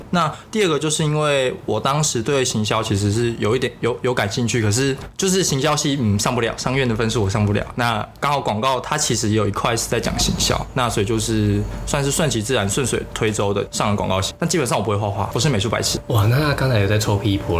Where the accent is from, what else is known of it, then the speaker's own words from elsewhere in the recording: Taiwan; moved away as an adult; also born or lived in South Korea; 就是那里就只有我一个是台湾人而已啊